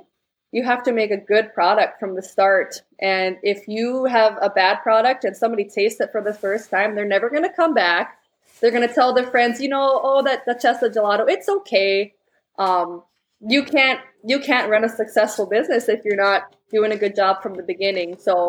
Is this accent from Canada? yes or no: no; Netherlands; English is a second language; So Gouda cheese, because we're from the Netherlands, and it's a typical Dutch cheese.